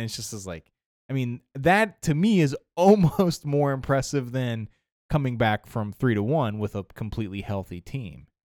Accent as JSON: {"language": "English", "region": "Ohio", "country": "United States", "said": "I'm from Ohio."}